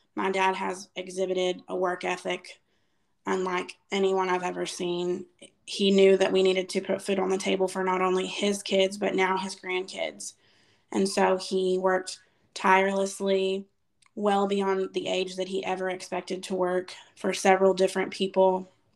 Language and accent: English; after leaving the Waco area, Texas, United States; when i was five we moved from the waco area to our current town